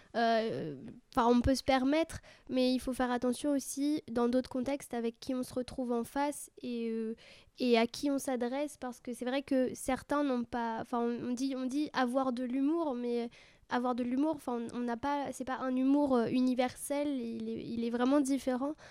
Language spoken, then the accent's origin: French; France; en tant que française